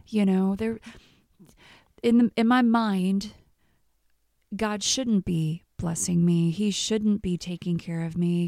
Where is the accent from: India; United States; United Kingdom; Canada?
United States; Missouri; moved away as an adult; also born or lived in Texas; I'm from Missouri